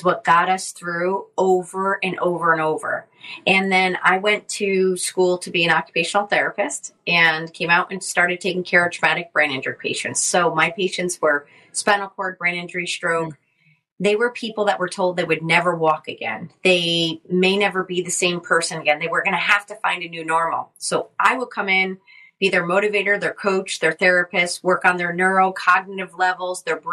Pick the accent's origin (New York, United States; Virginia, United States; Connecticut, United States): Connecticut, United States; I grew up in Connecticut and I have a big Italian family there